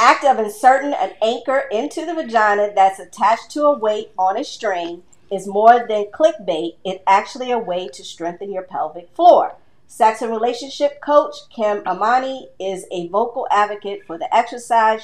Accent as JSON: {"language": "English", "town": "New Orleans", "region": "Louisiana", "country": "United States", "tie": "born or raised there", "said": "This is my hometown. Keeping it New Orleans."}